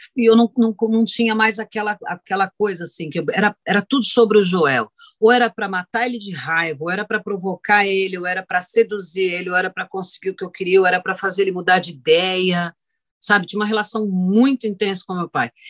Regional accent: Brazil

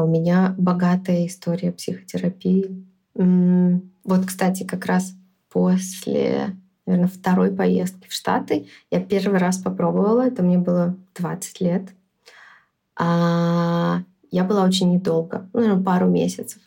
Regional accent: Minsk, Belarus; also born or lived in New York; я родилась в Минске, всю жизнь жила в Минске

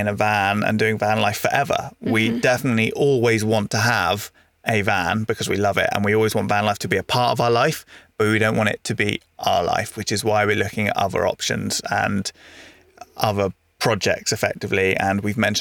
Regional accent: Devon, South West England, United Kingdom; moved away; when I grew up in Devon, I was part of an 11-a-side team

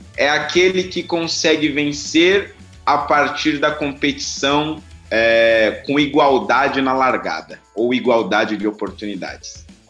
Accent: São Paulo, Brazil; vim da periferia de São Paulo

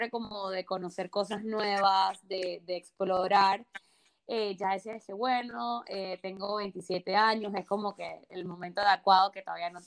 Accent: Barcelona, Catalonia, Spain; yo conozco Madrid también y definitivamente yo soy una, persona de Barcelona, o sea, 100%.

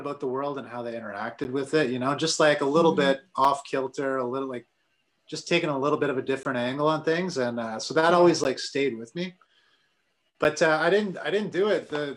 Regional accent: Sault Ste. Marie, Ontario, Canada; moved away as an adult; now in Ottawa, Canada; I grew up in Sault Ste. Marie

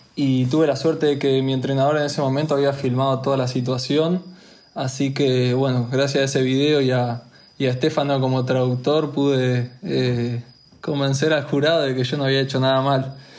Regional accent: Argentina; de Argentina, también representante olímpico en Laser

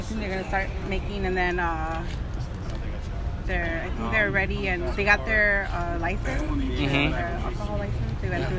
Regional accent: East Los Angeles, California, United States; I'm from East LA. I grew up in East LA.

